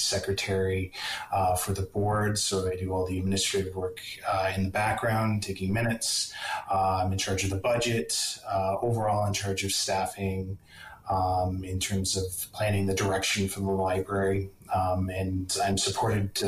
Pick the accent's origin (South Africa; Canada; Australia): Canada; Penetanguishene, Ontario; moved away as an adult; also born or lived in Waterloo, Ontario / London, Ontario / Weyburn, Saskatchewan; now in Fort St. John, Canada; My hometown is Penetanguishene, Ontario. Grew up there, really loved it